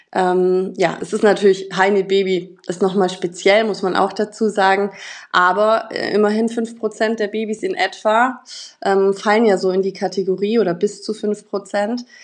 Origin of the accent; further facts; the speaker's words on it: Munich, Bavaria, Germany; ich komme aus München